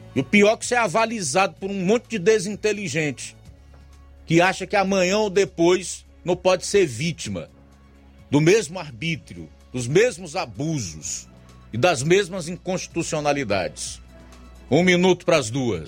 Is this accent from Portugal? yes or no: no; Brazil; Eu sou brasileiro